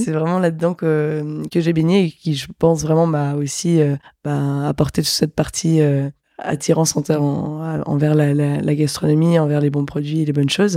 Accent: Metz, Grand Est, France; je viens de Metz

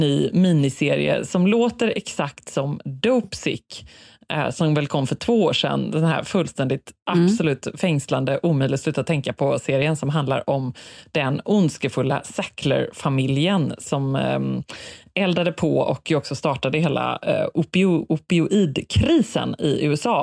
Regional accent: Sweden; här hemma i Sverige

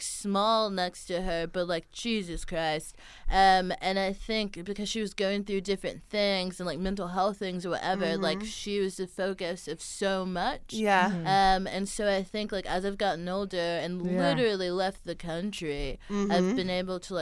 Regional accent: Houston, Texas, United States; she's from Houston. Like, that's my hometown.

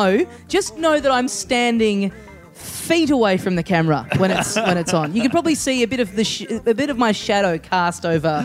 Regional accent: Malvern, Victoria, Australia; I'm Malvern.

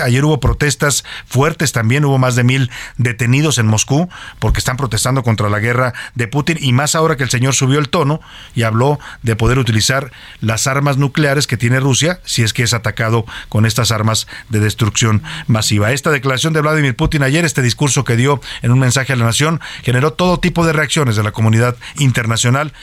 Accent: Mexico; como mexicano

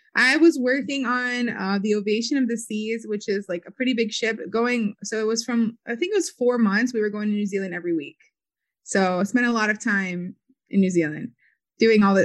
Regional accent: Philadelphia, Pennsylvania, United States; moved away as an adult; also born or lived in New York; I'm actually originally from Philly, from Philadelphia. I was born there.

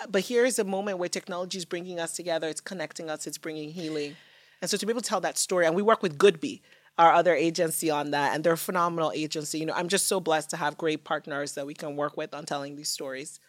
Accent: Nigeria; moved away; growing up in Nigeria

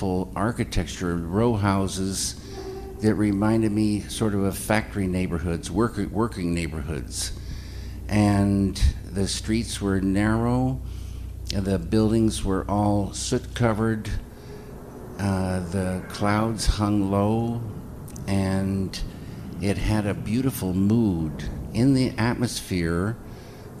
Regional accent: the Northwest, Pacific Northwest, United States; moved away; also born or lived in Spokane / Missoula; I grew up in the Northwest, a lot of time in the woods, small towns

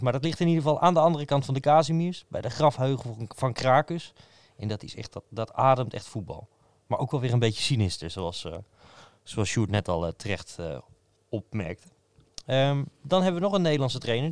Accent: Utrecht, Netherlands; als Utrechter

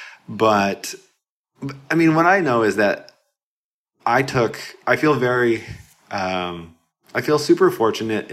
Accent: Portland, Oregon, United States; I'm from Portland, Oregon.

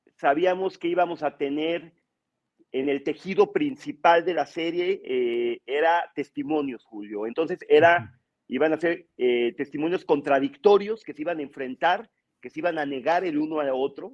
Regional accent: Mexico; somos los mexicanos como país

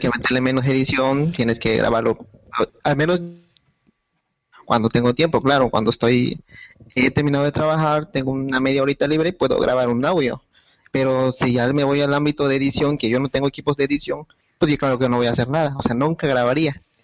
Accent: Mexico; soy de México

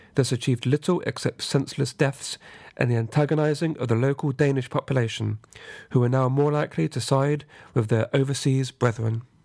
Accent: England, United Kingdom; as an Englishman

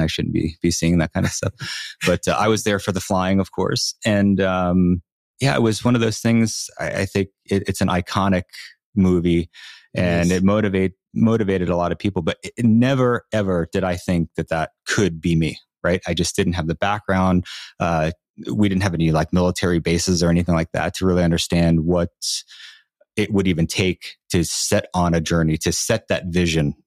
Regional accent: Long Island, New York, United States; I'm from Long Island, New York

